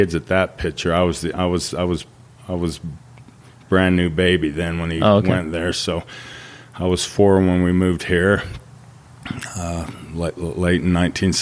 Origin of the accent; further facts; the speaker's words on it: Auckland, New Zealand; moved away; I was born in Auckland, New Zealand